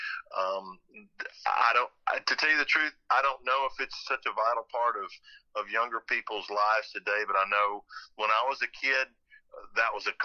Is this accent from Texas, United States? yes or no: yes; Humble, Texas, United States; also born or lived in Houston, Texas; I'm from Humble, Texas